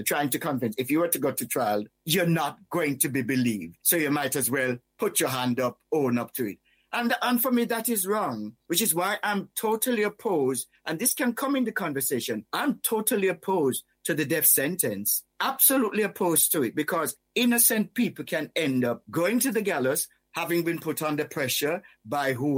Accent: Whitehall, Saint Thomas, Jamaica; moved away; also born or lived in United Kingdom; when I was growing up in Whitehall, St. Thomas, Jamaica, although I'm British born, I grew up in the Caribbean

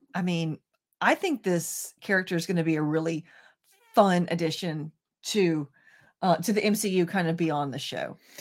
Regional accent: American South, United States; being American and Southern

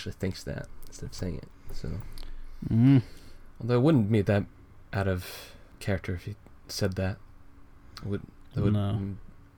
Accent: United States

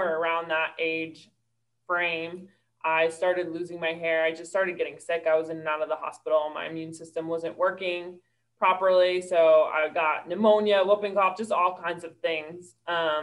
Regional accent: New York, United States; moved away as an adult; now in Charlotte, United States; I'm from New York, and I moved to Charlotte a couple years ago to go to Karis Bible College

